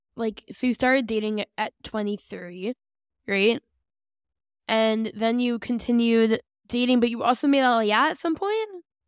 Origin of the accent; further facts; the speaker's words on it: West Orange, New Jersey, United States; now in Ramat Beit Shemesh, Israel; I'm from West Orange.